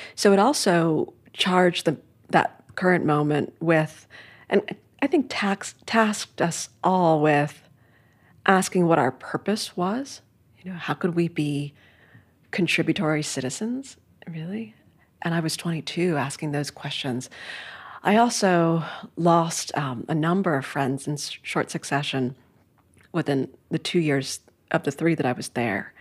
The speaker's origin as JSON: {"language": "English", "town": "New York City", "region": "New York", "country": "United States", "tie": "born or raised there", "said": "I grew up in Midtown Manhattan"}